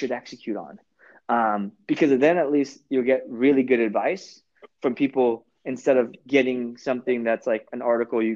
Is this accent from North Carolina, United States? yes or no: no; Orange County, California, United States; I'm from Orange County too